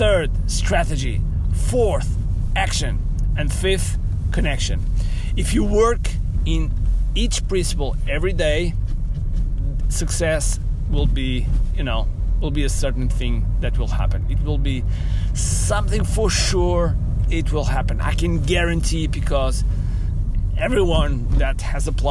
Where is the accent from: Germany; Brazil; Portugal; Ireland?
Portugal; English is a second language